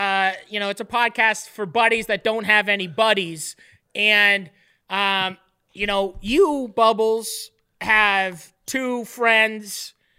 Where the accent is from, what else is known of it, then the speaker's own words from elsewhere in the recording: Canada; Being Canadian is the greatest. Being Canadian, if I wasn't Canadian, none of this would work because no one would believe me.